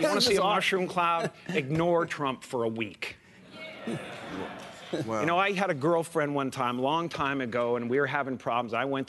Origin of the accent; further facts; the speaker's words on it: Canada; moved away; I grew up in Canada, okay?